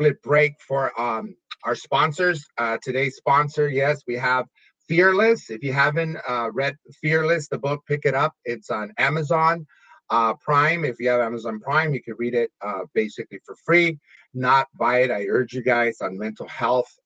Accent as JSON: {"language": "English", "town": "Los Angeles", "region": "California", "country": "United States", "tie": "born or raised there", "said": "I grew up in Lincoln Heights"}